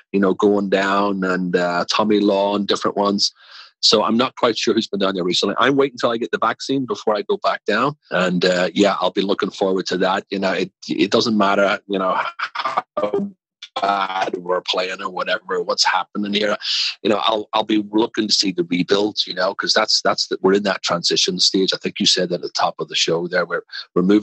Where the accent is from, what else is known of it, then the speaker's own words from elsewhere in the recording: Belfast, Northern Ireland, United Kingdom; also born or lived in Manchester, England / England; now in Washington, D.C., United States; I'm from Belfast.